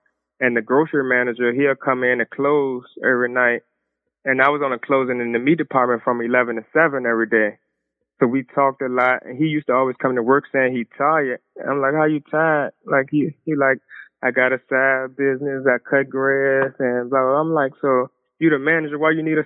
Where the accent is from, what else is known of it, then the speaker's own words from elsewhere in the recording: Richmond, Virginia, United States; I'm actually from Richmond, Virginia, the South Side. We've been in Richmond all my life